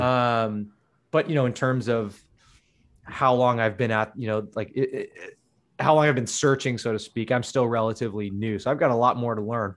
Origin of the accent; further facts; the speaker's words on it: Menlo Park, California, United States; also born or lived in Redwood City; I grew up in Menlo Park